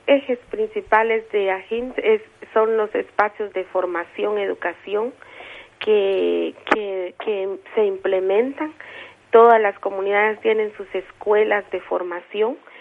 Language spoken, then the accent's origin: Spanish; San Juan Sacatepéquez, Guatemala Department, Guatemala